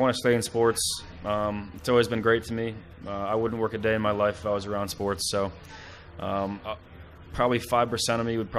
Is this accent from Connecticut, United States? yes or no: yes; Connecticut, United States; Growing up in Connecticut